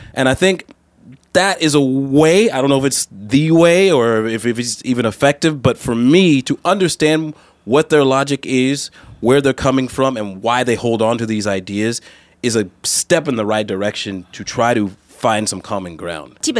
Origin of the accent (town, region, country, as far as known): United States; moved away; also born or lived in Taiwan